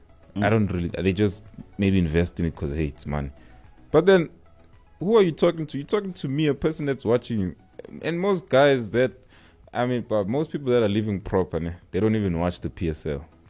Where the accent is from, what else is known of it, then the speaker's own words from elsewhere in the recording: South Africa; I'd sort of focus on being South African